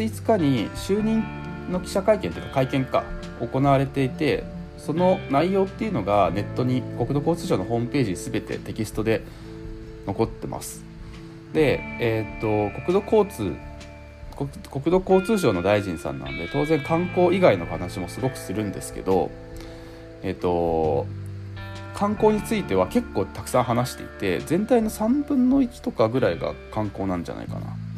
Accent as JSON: {"language": "Japanese", "town": "Higashihiroshima", "region": "Hiroshima", "country": "Japan", "tie": "born or raised there", "said": "僕の地元の広島もの東広島市"}